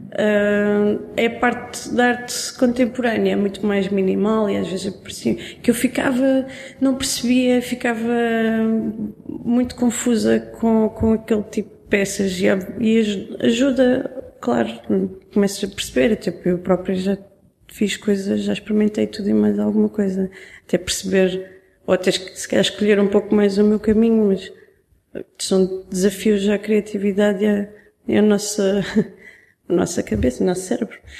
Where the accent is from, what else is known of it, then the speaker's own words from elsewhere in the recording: Algarve, Portugal; eu cresci no Algarve